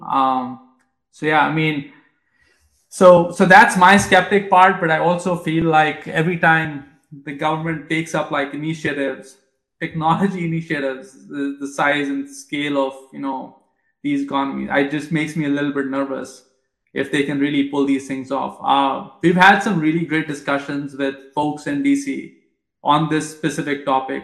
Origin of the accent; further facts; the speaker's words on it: India; moved away; I grew up in India